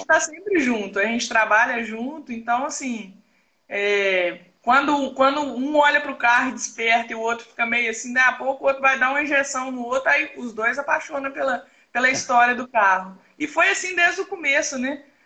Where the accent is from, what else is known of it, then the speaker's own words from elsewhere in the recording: Minas Gerais, Brazil; A gente puxa mais pro lado de Minas aqui, porque eu sou mineira.